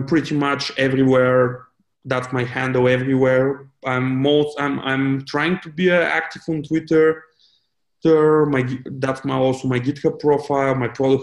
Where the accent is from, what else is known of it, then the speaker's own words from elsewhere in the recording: Bulgaria; when I was like growing up, it was a real pain because I didn't have any money and like my parents wouldn't like bring me to Sofia for IT events